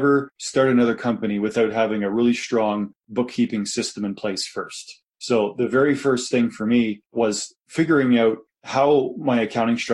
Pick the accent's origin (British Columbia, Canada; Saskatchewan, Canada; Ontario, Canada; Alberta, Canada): Ontario, Canada; Kitchener; moved away as an adult; now in Calgary, Canada; I was from Kitchener